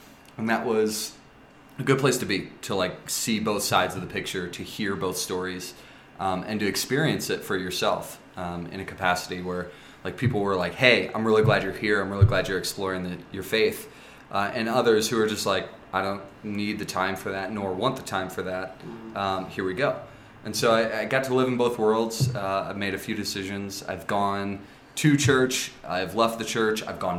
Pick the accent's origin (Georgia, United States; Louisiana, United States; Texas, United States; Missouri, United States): Missouri, United States; St. Louis; went to a private Catholic school growing up in St. Louis, at St. Mary's, which is a classically religious high school.